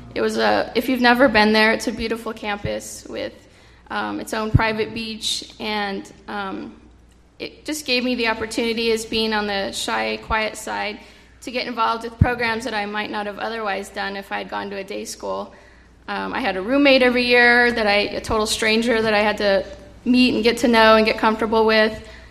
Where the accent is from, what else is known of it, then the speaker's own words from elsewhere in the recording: Central California, United States; also born or lived in Mountain View, California; I grew up in Central California about 40 plus years ago. I was born in San Jose, California, in a place called Mountain View